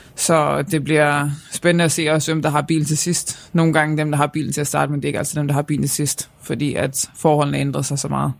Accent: Denmark

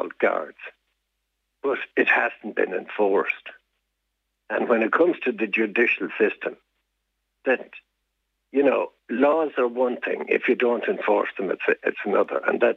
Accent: Diocese of Tuam, Connacht, Ireland; I was born and reared in the Diocese of Tuam

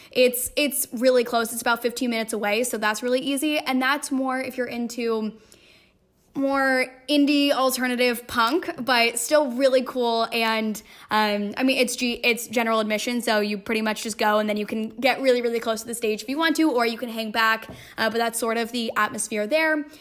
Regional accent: by Oakland, San Francisco, Northern California, United States; moved away as an adult; I am originally from Northern California, uh, by Oakland, San Francisco

